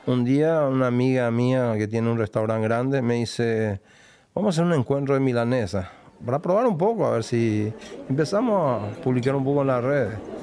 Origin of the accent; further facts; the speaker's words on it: Paraguarí, Paraguay; now in Buenos Aires, Argentina; Yo soy de Paraguarí, una ciudad, ponele 60 kilómetros de Asunción